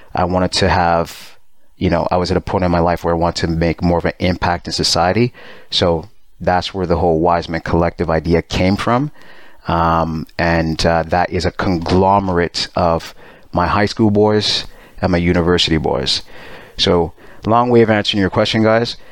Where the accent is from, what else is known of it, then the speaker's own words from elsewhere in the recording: Montreal, Quebec, Canada; moved away; also born or lived in Pickering, Ontario; I'm born in Montreal. I moved to Pickering, which is a suburb.